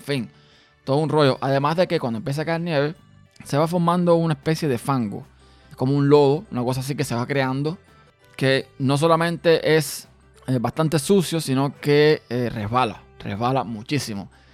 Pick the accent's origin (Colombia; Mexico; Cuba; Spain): Cuba; now in Austin, United States; Yo nací, como muchos saben, en Cuba